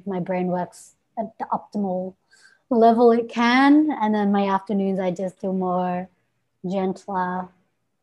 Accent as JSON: {"language": "English", "town": "Melbourne", "region": "Victoria", "country": "Australia", "said": "I am from Melbourne, Australia."}